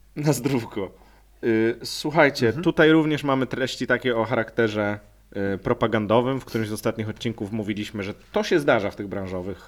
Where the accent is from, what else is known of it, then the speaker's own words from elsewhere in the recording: Lower Silesian Voivodeship, Poland; Ja też pochodzę z tego województwa